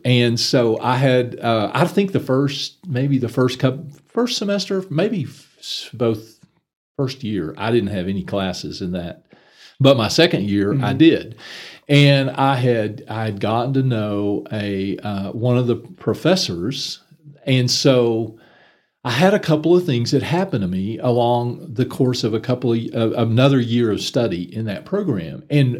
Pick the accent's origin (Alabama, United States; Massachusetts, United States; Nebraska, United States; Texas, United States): Texas, United States; McLean; I actually grew up in the little town of McLean